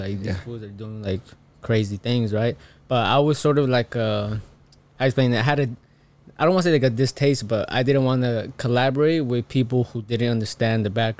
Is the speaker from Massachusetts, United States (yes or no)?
no; Fontana, California, United States; also born or lived in Guadalajara, Mexico / Long Beach, California / New York City; I moved over to the IE, and I spent most of my time, most of my childhood and like teenage years in Fontana. Went to Fontana High School and graduated in 2015